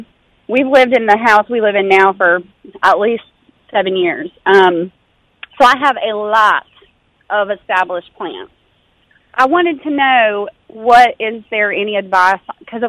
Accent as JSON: {"language": "English", "region": "Georgia", "country": "United States", "moved": "yes", "lives_now": "Kansas City, United States", "said": "I'm from Georgia"}